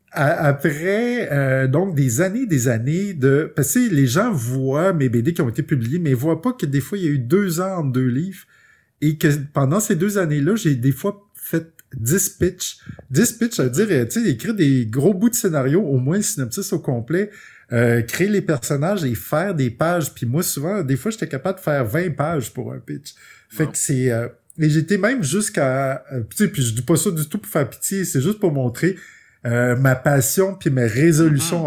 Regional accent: Quebec, Canada; c'est la chance d'être québécois, puis de, pour la plupart, on grandit avec les bibliothèques de nos parents

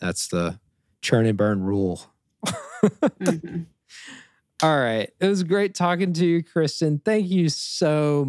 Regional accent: East Coast, United States; as an East Coaster

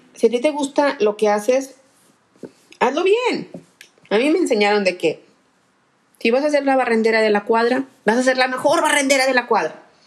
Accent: Monterrey, Nuevo León, Mexico; yo soy la regia

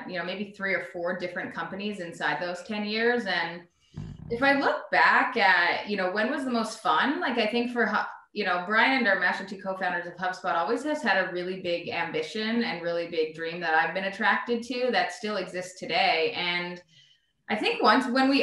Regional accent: Canada; moved away as an adult; now in United States; So I'm from Canada. I'm Canadian. I came to the US to go to school and to play soccer a long time ago

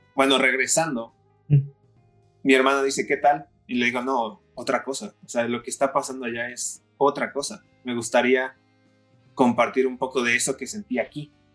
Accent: Puebla, Mexico; soy de la ciudad de Puebla

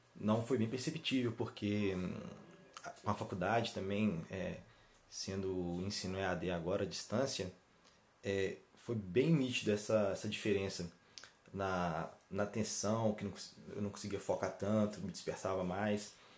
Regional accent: Ervália, Minas Gerais, Brazil; born or raised there

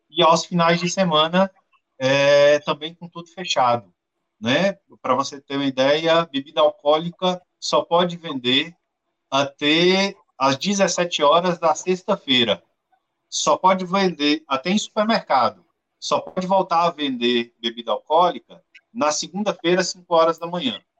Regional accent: Vitória da Conquista, Bahia, Brazil; É, Marco, eu sou de Vitória da Conquista, que é uma cidade do interior da Bahia, é a terceira maior cidade da Bahia.

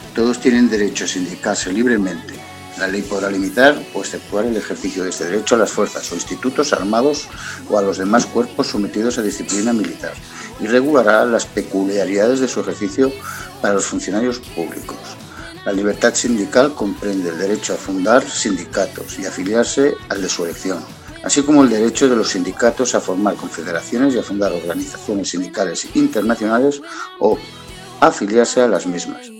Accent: Barcelona, Catalonia, Spain; also born or lived in Montseny; soy de Barcelona, nacido, he vivido 40 años en la capital, 10 años más en el Montseny, es decir, que soy catalán

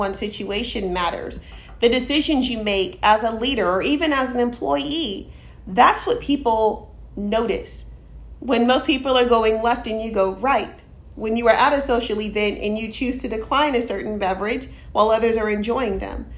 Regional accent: Austin, Texas, United States; I grew up in Austin, educated here

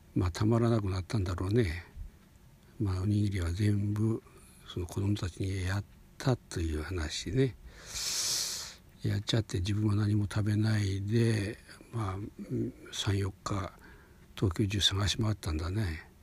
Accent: Hokuriku, Japan; 僕は、まあ、北陸の方の出身

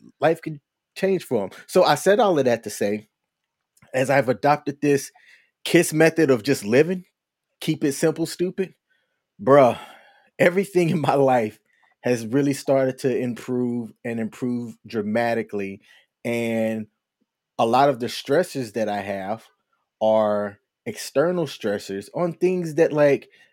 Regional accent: the South, United States; I grew up in the South, Southern Baptist

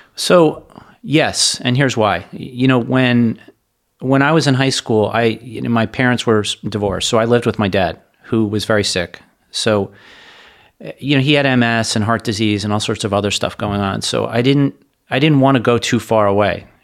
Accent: Hollywood, Florida, United States; also born or lived in Parkland, Florida / New York City; I grew up in Hollywood, Florida

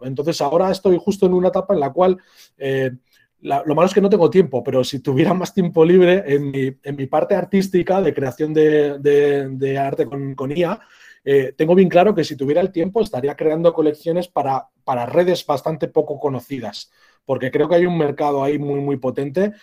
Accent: San Sebastián, Basque Country, Spain; soy un vasco, como has comentado, Lucas, y, sí, bueno, soy de, San Sebastián, de, la capital de Guipúzcoa

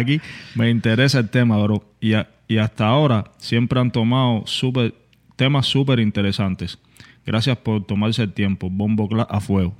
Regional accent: Cuba; soy un cubano igual que tú

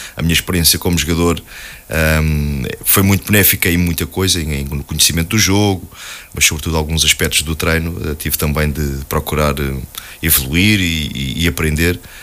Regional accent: Alverca do Ribatejo, Lisbon, Portugal; nasci, nasci e fui criado em Alverca

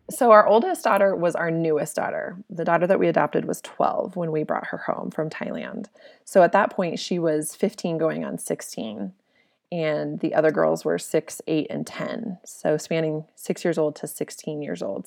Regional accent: Colorado, United States; moved away as an adult; also born or lived in Okinawa, Japan; We're from Colorado.

